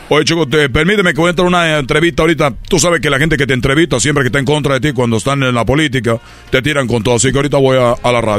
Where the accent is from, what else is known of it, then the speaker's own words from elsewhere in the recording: Zamora, Michoacán, Mexico; soy de aquí, de, Michoacán. Yo soy de, aquí, de... Soy de Zamora, Michoacán.